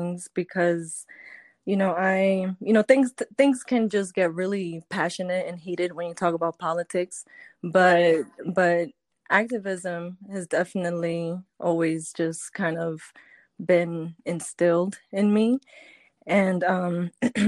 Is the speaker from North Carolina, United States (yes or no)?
no; New York, United States; also born or lived in Caribbean; growing up in New York, I did grow up in the hip hop era